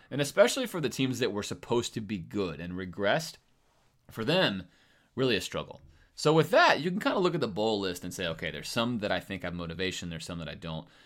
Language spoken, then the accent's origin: English; Coral Gables, Florida, United States; I grew up in Coral Gables